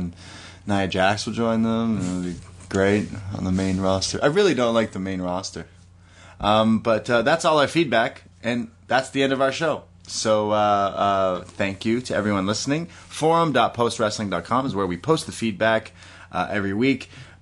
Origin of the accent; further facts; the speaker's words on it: Toronto, Ontario, Canada; I'm from Toronto